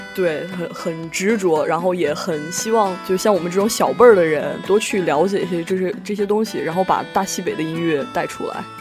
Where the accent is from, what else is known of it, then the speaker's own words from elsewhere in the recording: Xi'an, Shaanxi, China; also born or lived in Jiayuguan, Gansu; now in Wuhan, China; 我生在甘肃， 生在甘肃生在家喻关，但是我小的时候又在西安人，所以说其实我对甘肃那边的方言不是很了解